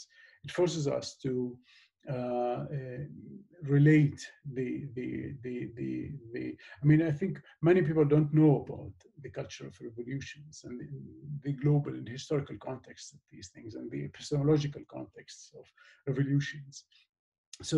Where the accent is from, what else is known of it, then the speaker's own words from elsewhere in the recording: Golan Heights, Israel; I'm also from the Golan Heights, so I'm speaking about the both places.